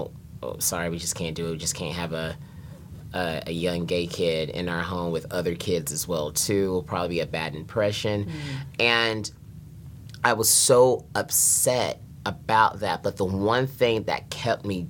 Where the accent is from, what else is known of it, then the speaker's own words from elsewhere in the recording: North Carolina, United States; I was born and raised in North Carolina